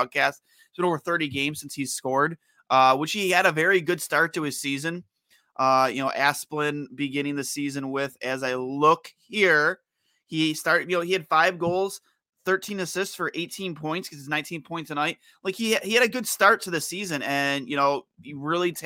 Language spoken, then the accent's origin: English; United States; I'm an American boy